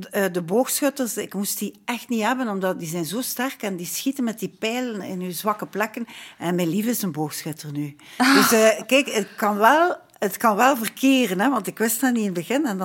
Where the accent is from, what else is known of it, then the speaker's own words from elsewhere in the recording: Ghent, Flanders, Belgium; we zijn al twee van Gent